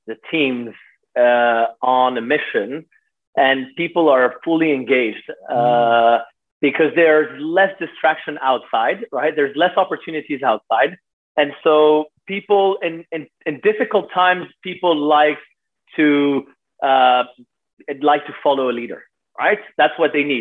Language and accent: English; Switzerland; I grew up in Switzerland